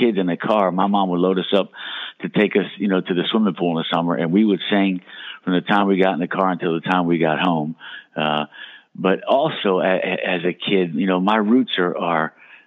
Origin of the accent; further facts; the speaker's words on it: Steelton, Pennsylvania, United States; Back in my hometown, Steelton